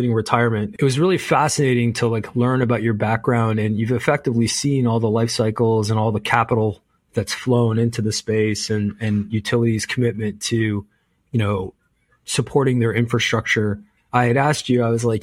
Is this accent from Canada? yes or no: yes; Canada; as a Canadian